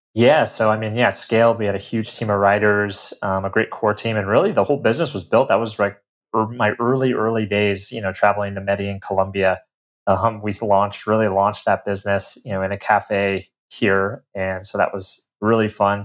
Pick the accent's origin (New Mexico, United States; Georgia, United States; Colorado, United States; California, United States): Colorado, United States; moved away as an adult; I'm originally from Colorado, um, grew up, you know, in the mountains there